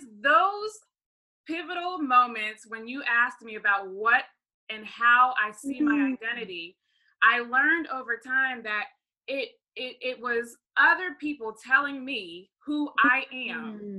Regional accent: Baltimore, Maryland, United States; I'm originally from Baltimore, Maryland, and my mom is from Trinidad, my dad is from Ghana.

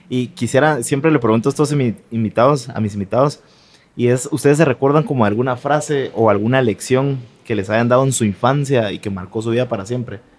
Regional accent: Guatemala City, Guatemala Department, Guatemala; crecí pues aquí en Guate.

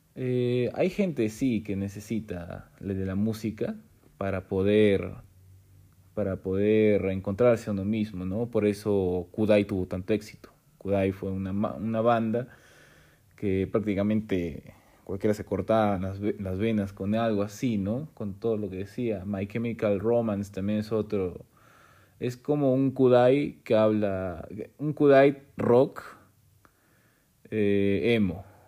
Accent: Peru; siendo peruano

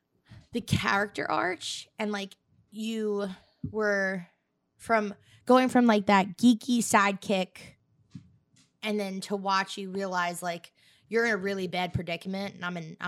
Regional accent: Staten Island, New York, United States; I'm an Irish girl Staten Island with a little bit of Italian sprinkled in.

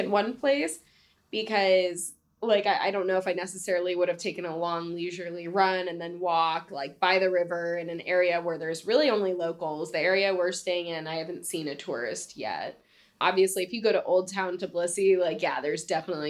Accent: United States; also born or lived in San Diego, California

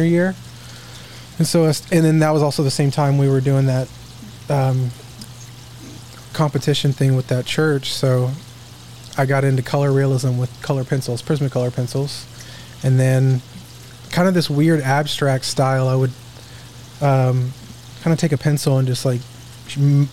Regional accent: Duncanville, Texas, United States; also born or lived in Midlothian, Texas / Dallas, Texas; I grew up in Duncanville, Texas

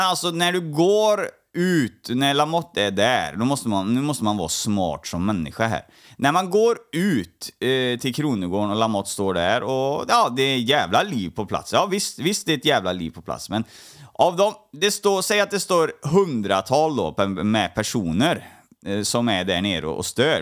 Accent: Trollhättan, Västra Götaland, Sweden; jag är uppvuxen i, um, i Trollhättan

